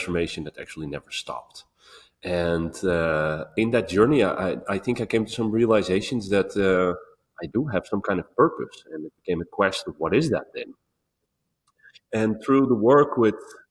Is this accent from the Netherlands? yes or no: yes; Netherlands; I was born, well, this body was born in Holland